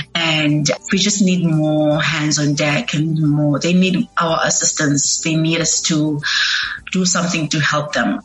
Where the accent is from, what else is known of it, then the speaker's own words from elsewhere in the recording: Eastern Cape, South Africa; moved away as an adult; now in Cape Town, South Africa; I'm from the Eastern Cape. I moved to Cape Town in 2019, searching for greener pastures